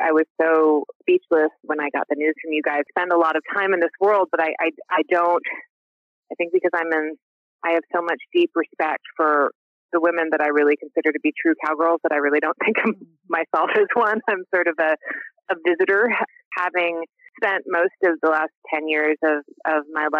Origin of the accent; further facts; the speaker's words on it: Cambridge, Massachusetts, United States; moved away as an adult; also born or lived in Cape Cod, Massachusetts / Boston, Massachusetts; now in Texas, United States; were Hungarian immigrants. They met in college in Boston in the 70s. And so I grew up in Cambridge and my dad was a lawyer and my mom was a school teacher. And when I was about seven, they got into a restaurant venture and we moved to Cape Cod